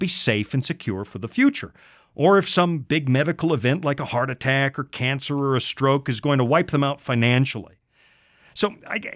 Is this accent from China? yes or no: no; Canada; now in United States; up in Canada like I used to, that's my home country